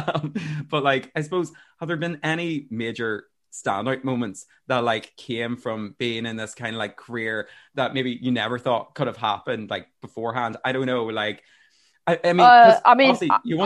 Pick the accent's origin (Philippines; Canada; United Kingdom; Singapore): United Kingdom; Armagh, Northern Ireland; now in Dublin, Ireland; You actually played in my hometown for Christmas Lights Turn On